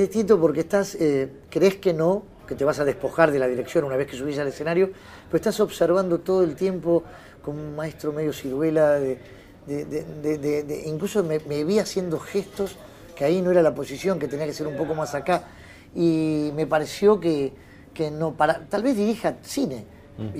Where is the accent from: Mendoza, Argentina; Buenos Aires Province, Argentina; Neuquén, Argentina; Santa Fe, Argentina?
Buenos Aires Province, Argentina; Béccar; also born or lived in Villa del Parque, Buenos Aires; Yo soy de ahí. Yo nací en Becar, perdón, Villa del Parque, fui a Becar, estudié en un colegio el 20 de junio en San Isidro